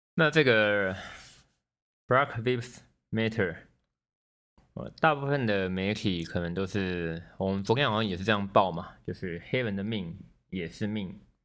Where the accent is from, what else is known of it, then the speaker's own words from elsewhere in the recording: Neipu, Pingtung County, Taiwan; 我老家在屏东县内埔乡